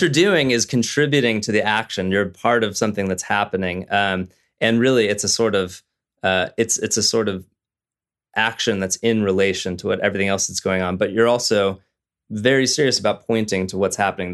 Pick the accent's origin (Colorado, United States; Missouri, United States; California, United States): California, United States; Southern; I was raised in Southern California